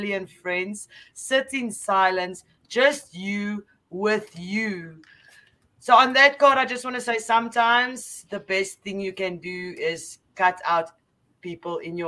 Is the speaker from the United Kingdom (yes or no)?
no; South Africa; I'm from South Africa